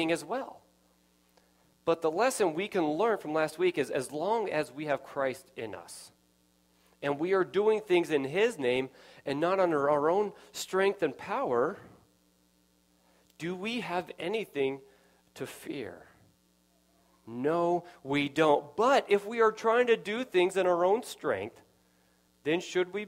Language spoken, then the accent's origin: English; Nevada, United States; I grew up in Nevada.